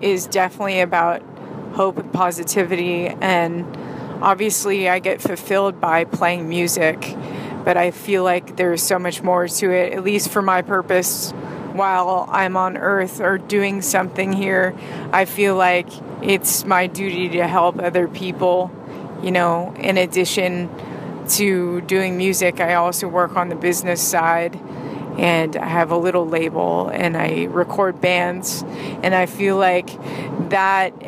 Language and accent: English; San Francisco Bay Area, California, United States; also born or lived in Hawaii; now in Los Angeles, United States; I grew up in the Bay Area, in the San Francisco Bay Area, and in Hawaii. Kind of lived between those places growing up